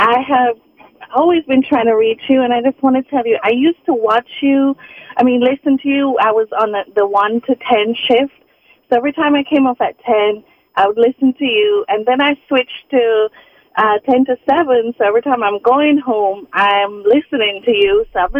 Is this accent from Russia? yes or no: no; Jamaica; you should buy a place on the beach in Jamaica, because I'm from Jamaica.